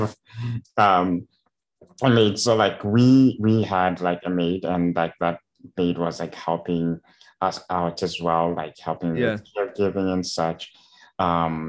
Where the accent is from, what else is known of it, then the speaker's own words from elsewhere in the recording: Zimbabwe; Growing up in Zimbabwe, there's almost zero resources available for people with disabilities.